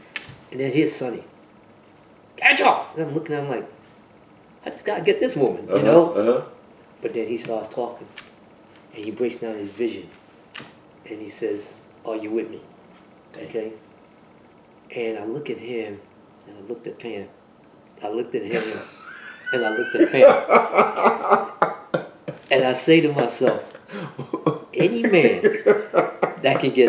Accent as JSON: {"language": "English", "town": "Roosevelt", "region": "New York", "country": "United States", "tie": "born or raised there", "accent": "New York", "said": "here in Roosevelt, okay? We all came up together."}